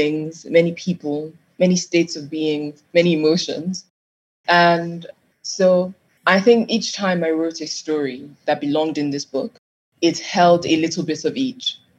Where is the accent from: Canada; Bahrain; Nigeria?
Nigeria; Growing up in Nigeria